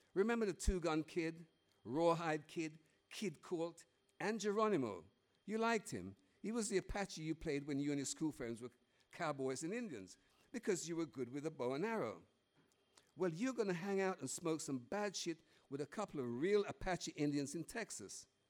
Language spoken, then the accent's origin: English; Jamaica; now in United Kingdom; as a kid growing up in Jamaica